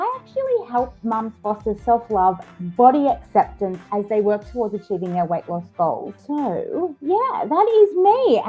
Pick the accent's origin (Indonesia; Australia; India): Australia; accent: Aussie; And yes, you can tell from my accent, I'm an Aussie. I'm based in what I call beautiful country. I'm nice and close to beaches and the vineyards and, you know, a bit of country life as well.